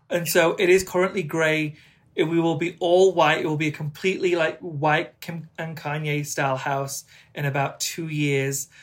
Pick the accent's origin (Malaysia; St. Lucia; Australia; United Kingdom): United Kingdom; England; accent: strong English; I speak in my strong English accent